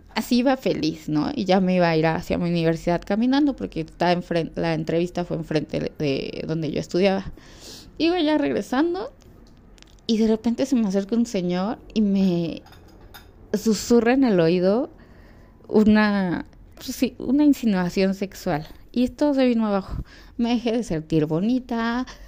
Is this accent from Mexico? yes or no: yes; Mexico; en mi país